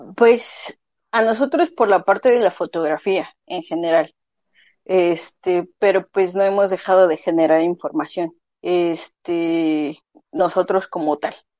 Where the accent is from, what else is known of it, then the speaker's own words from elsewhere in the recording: Mexico City, Mexico; moved away as an adult; now in Guadalajara, Mexico; yo en específico soy de Ciudad de México, este, actualmente radico en Guadalajara